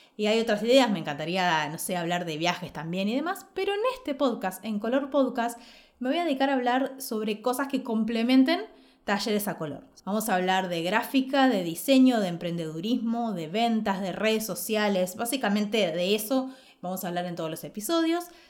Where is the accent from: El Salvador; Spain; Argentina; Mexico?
Argentina; Ushuaia, Tierra del Fuego; moved away; also born or lived in Buenos Aires; en Ushuaia, que es donde vengo, de donde nací